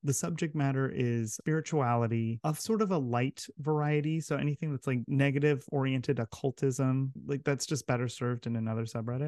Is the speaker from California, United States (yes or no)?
yes; Southern California, United States; moved away as an adult; also born or lived in Santiago, Chile / Utah; I grew up in Southern California